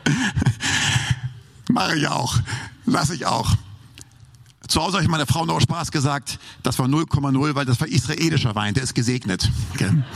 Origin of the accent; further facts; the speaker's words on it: Hamburg, Germany; moved away; Ich bin ja Hamburger